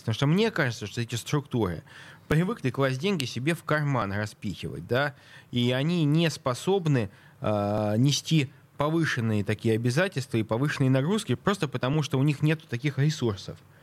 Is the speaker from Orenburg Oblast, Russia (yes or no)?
no; Saint Petersburg, Russia; я петербуржец